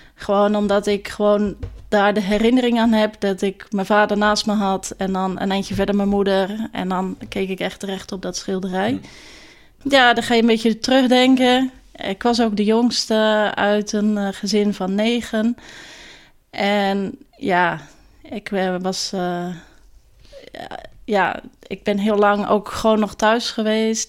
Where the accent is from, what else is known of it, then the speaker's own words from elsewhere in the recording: Meliskerke, Zeeland, Netherlands; accent: Zeeuws; moved away as an adult; also born or lived in The Hague; now in Gouda, Netherlands; Ik ben opgegroeid in uh, eh, Meliskerken. Dat is een klein dorpje op het eiland Walcheren